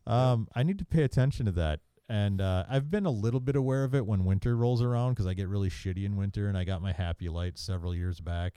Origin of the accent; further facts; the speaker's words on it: Maryland, United States; I grew up in Maryland